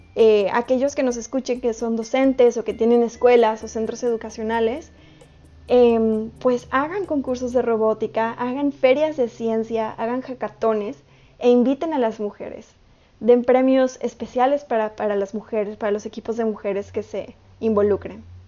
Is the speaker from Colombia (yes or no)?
no; Mexico; yo soy mexicana, entonces este, pongo ahí el ejemplo de mi país